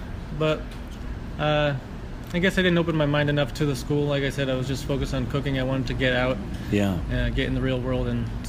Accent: Connecticut, United States; I'm from relatively small town in Connecticut, but with a big family. So my dad is one of 10 kids in an Italian family.

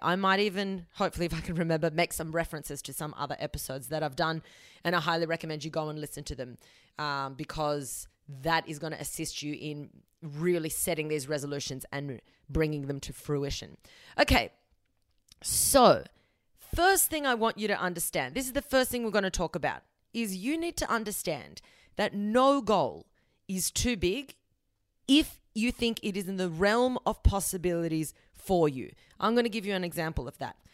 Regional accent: Australia; I'm born in Australia, but my family is South American

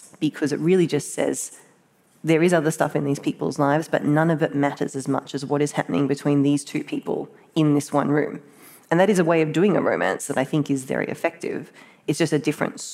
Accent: Australia; Speaking as an Australian writer

